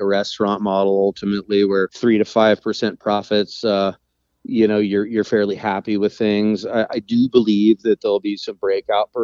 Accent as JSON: {"language": "English", "town": "Eureka", "region": "California", "country": "United States", "tie": "born or raised there", "moved": "as an adult", "lives_now": "Carpinteria, United States", "said": "I was born and raised in Humboldt. I was born in Eureka in the late 70s"}